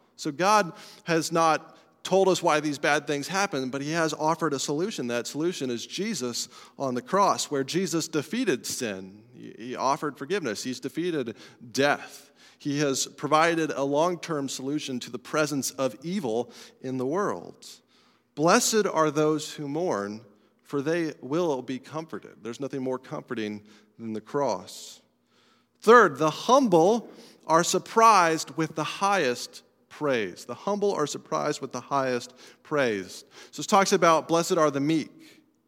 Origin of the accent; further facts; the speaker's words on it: Colorado, United States; moved away; I'm from Colorado